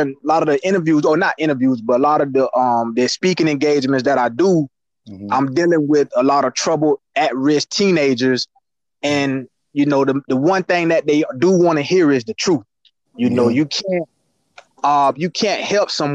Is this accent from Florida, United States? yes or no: yes; Kissimmee, Florida, United States; I grew up in McLaren Circle in Kissimmee